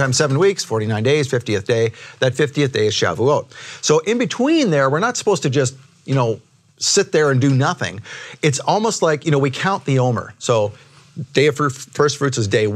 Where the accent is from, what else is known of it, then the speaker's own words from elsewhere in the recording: Canada; moved away as an adult; now in United States; I am Canadian, but 15 years ago when I moved to the US